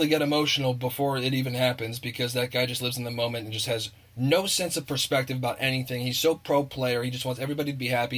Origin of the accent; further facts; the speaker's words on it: Columbus, Ohio, United States; I'm a Notre Dame fan born and raised in Columbus, Ohio, who went to Ohio State